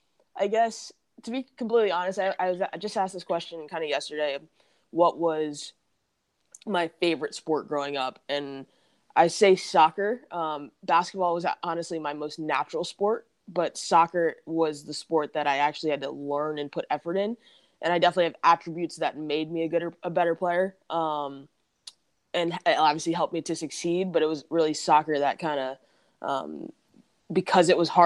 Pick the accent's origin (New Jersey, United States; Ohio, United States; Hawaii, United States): New Jersey, United States; That's because it's just not my New Jersey accent, but I also recognize that like I don't sound like I'm from New Jersey whatsoever.